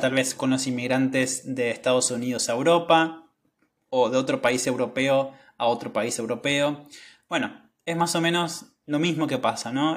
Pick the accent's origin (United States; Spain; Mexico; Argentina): Argentina; yo no nací en Italia, nací en Argentina